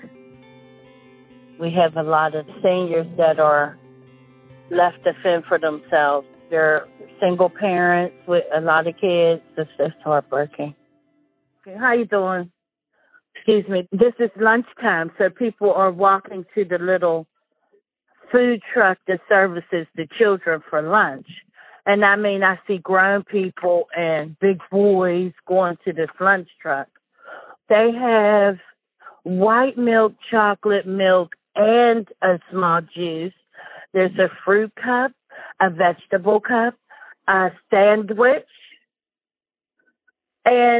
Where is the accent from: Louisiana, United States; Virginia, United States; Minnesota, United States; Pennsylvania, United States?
Pennsylvania, United States; Pittsburgh; I am from the Mon Valley on the east side of Pittsburgh, Pennsylvania.